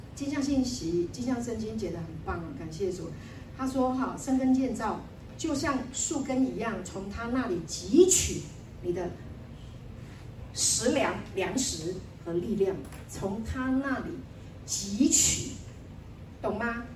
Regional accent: Taiwan; also born or lived in Taipei; 我们从台湾来的，我们住在台北，哈，那我们家是做什么做什么的

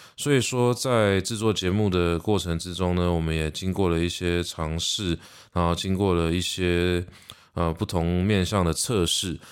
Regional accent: Taiwan; 台湾是一个四面环海的一座岛，所以我想海洋也讨喜着我们的家乡

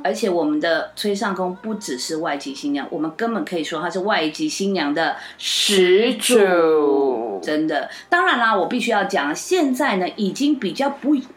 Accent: Taiwan; 我是已经八岁了，所以我倒是真的有经历过在学校不可以讲台语的这个阶段

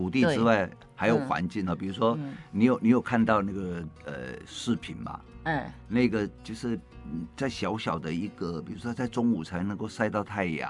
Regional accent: Taiwan; 我们台湾话

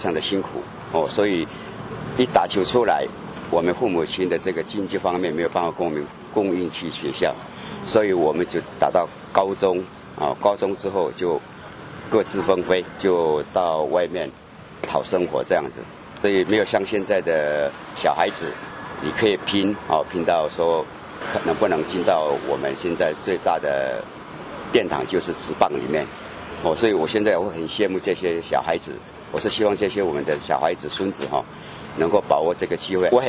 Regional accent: a rural village in Taitung, Taitung County, Taiwan; moved away as an adult; 我是来自于台东的一个很乡下的一个村庄，

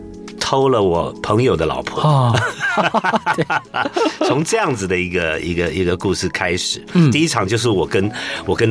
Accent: Taishan, New Taipei, Taiwan; 还叫台北县的时候，嗯，啊，有一个泰山。泰山乡，对对对，我是那边眷村长大的孩子。

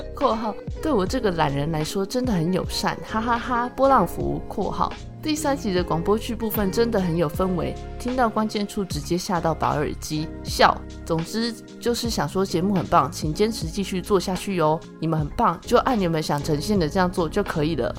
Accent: Chiayi, Taiwan; moved away; 我老家在嘉义，所以只要回家，我们就会去拜拜

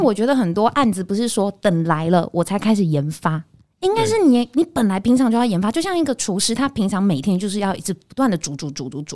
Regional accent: Taichung, Taiwan; moved away as an adult; now in Taipei, Taiwan; 我是台中人，哦。然后我就是到台北念书嘛

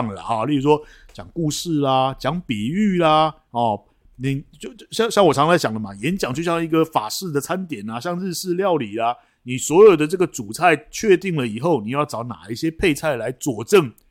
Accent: China; 我们大陆人并没有想到，大部分的人都没有想到这一点。

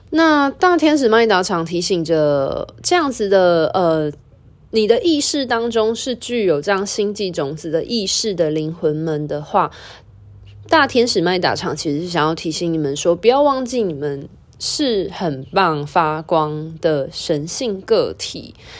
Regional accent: Taiwan; 像我们都在台湾或华人的文化土生土长

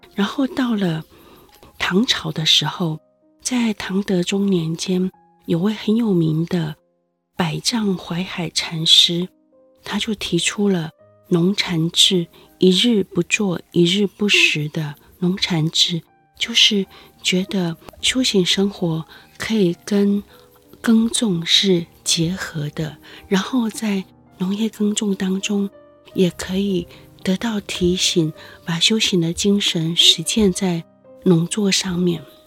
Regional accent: Yilan, Yilan County, Taiwan; moved away; 因为我是个农人的女儿，我父亲是一位农夫，小时候住在宜兰

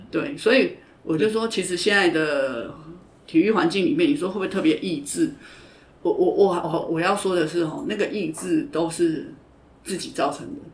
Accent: Taiwan; 因为我觉得就是我们台湾人传统的文化

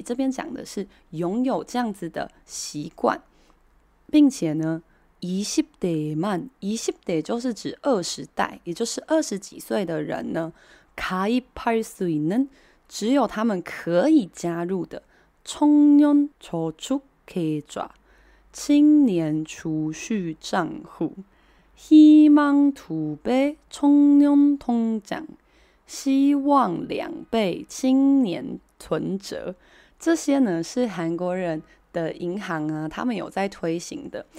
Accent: Taiwan; 我们台湾人比较习惯的讲法是 A P P

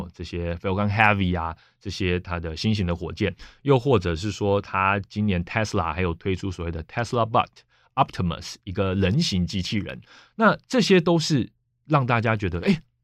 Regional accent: Taiwan; 我就是台湾人啊，我台湾频道啊

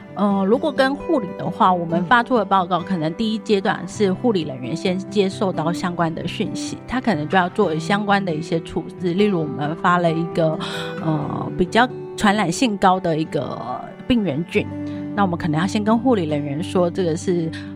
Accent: Taipei, Taiwan; 我来自台北

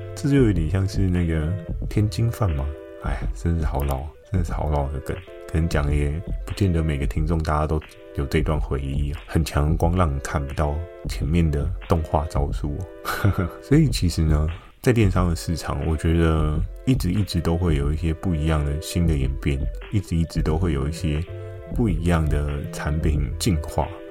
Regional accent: Keelung, Taiwan; 我的出生地虽然在基隆嘛，那基隆呢，很不巧的 我住的也并非市区，是比较偏山区的地方

